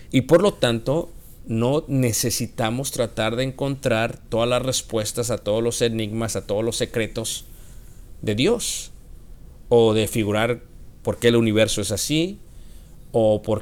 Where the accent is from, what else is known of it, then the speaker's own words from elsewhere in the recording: Mexico; Esto es muy diferente a la manera que lo vemos los occidentales y yo soy mexicano, la manera que lo vemos los mexicanos.